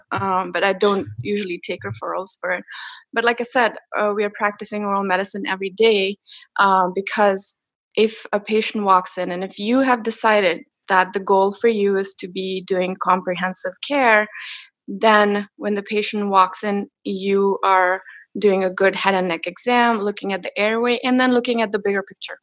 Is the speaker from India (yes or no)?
yes; India; moved away as an adult; I grew up in India